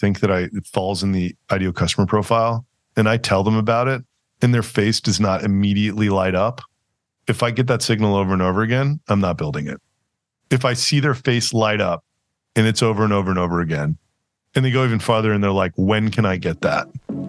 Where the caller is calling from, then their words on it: Austin, Texas, United States; I am calling from Austin. Yeah. Well, I live in Austin, Texas.